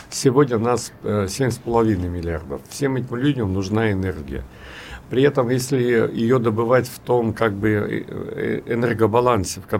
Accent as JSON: {"language": "Russian", "town": "Anadyr", "region": "Chukotka Autonomous Okrug", "country": "Russia", "tie": "born or raised there", "said": "я же из Чукотки, я родился в Анадре, да, и нас возили э, в Белибино – и там было единственное место на Чукотке, где был белый снег."}